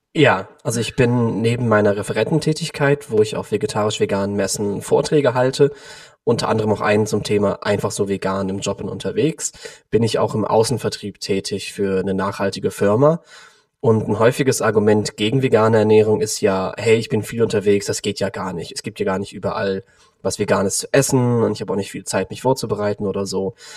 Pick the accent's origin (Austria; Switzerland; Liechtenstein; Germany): Germany; Cologne, North Rhine-Westphalia; Ich komme aus Köln, bin aktuell 29 Jahre alt